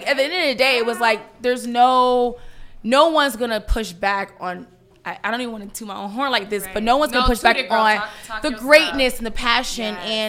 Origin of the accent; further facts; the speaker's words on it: Opa-locka, Florida, United States; We grew up in Opa-locka, and. Gotta be.